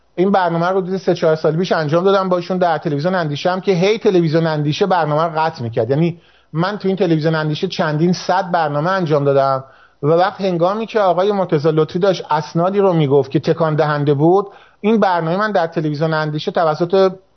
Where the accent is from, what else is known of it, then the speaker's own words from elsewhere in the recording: Azeri, family in Tabriz, Iranian Azerbaijan, Iran; من آذریم و من میدونم که این درسته من خانوادم تبریز بود